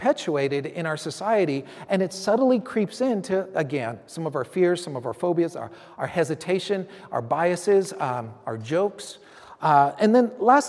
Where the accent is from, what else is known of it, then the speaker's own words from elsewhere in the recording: San Francisco, California, United States; I grew up in San Francisco.